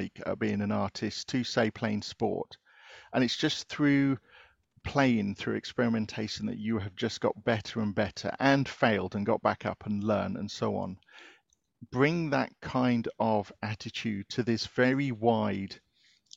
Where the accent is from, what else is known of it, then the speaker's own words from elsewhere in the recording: United Kingdom; from being British